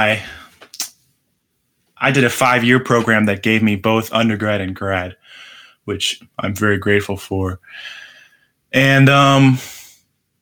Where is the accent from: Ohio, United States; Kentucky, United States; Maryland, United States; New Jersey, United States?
Ohio, United States; Columbus; moved away as an adult; now in New York, United States; I'm from Ohio